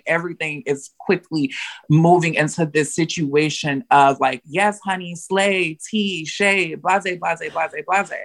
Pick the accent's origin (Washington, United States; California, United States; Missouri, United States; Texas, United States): Texas, United States; La Marque; I come from the South, very small town outside of Houston, Texas, very small town called Lamarck, Texas